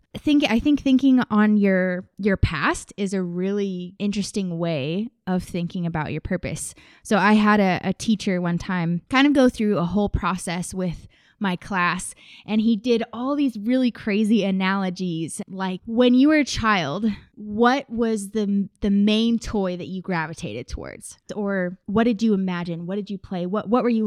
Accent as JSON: {"language": "English", "country": "United States", "said": "I'm from America"}